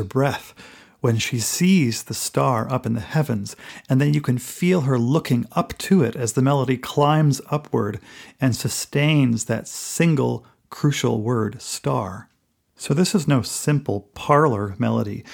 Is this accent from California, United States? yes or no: no; Bettendorf, Iowa, United States; moved away as an adult; my hometown of Bettendorf, Iowa. So I feel a special kinship with this woman who grew up very near where I grew up. Then she moved to the East Coast, as I did